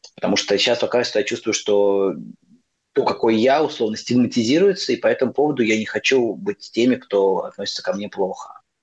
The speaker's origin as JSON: {"language": "Russian", "country": "Russia", "also_born_or_lived": "Moscow / Nepal", "moved": "as an adult", "lives_now": "Buenos Aires, Argentina", "said": "я из России"}